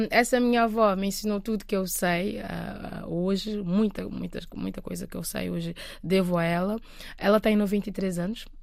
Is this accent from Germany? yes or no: no; Matinho, Santiago, Cape Verde; Matinho? É, Matinho. Ah, ah, é a aldeia onde okay. eu cresci. Um, fica a 70 quilómetros mais ou menos, da cidade da praia, do, do capital do país.